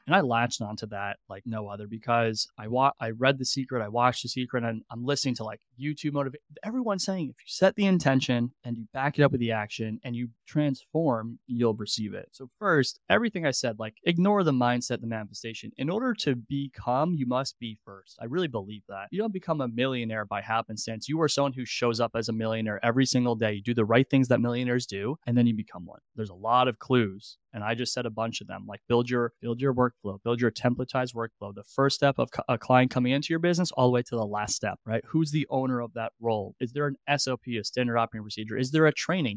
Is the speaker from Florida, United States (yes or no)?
no; New York, United States; moved away; also born or lived in Columbus, Ohio; I'm from New York